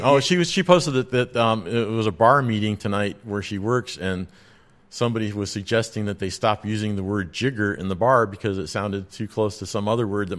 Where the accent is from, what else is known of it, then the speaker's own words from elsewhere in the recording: Ireland; Oh, but I'm from Ireland. I don't know what a shot glass is.